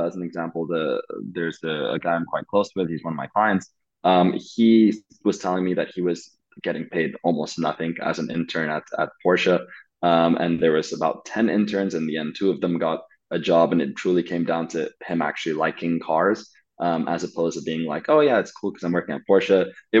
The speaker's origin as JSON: {"language": "English", "country": "Saudi Arabia", "tie": "born or raised there", "said": "for those of you that don't know, I grew up in Saudi Arabia, and being an expat in Saudi Arabia is very different to being a sort of regular person in Saudi Arabia"}